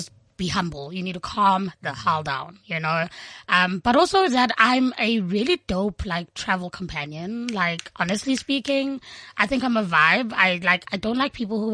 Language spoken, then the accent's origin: English; South Africa; South Africans are super spoiled. Like, we're so spoiled